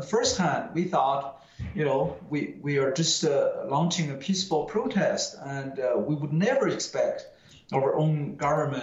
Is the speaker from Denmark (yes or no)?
no; China; moved away; I would rather die than being sent back to my hometown village